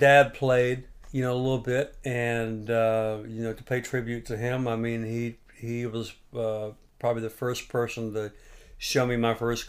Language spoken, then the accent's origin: English; Gulf Coast of Florida, United States; moved away as an adult; now in Nashville, United States; So I grew up on the Gulf Coast of Florida.